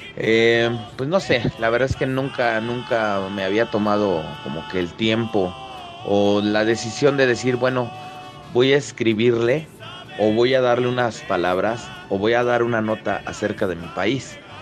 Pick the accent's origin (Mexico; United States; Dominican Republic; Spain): Mexico; soy mexicano.